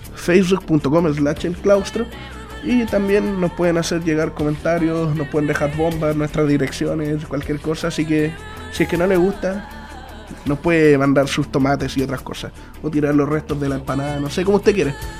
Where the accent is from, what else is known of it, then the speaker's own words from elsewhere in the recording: Chile; nosotros como chilenos